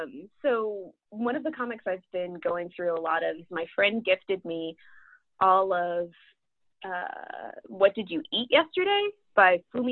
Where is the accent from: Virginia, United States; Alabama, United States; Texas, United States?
Alabama, United States; Birmingham; So I grew up in Birmingham, Alabama, which is why I talk quite a bit about the South and the Deep South in this book. And that's kind of why, it's because that's the heritage that I have. I grew up in Birmingham